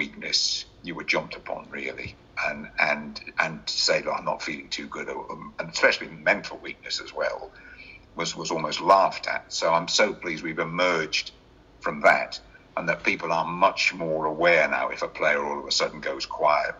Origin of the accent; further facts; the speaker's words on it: Oxford, South East England, United Kingdom; also born or lived in Birmingham; I was born in Oxford over 70 years ago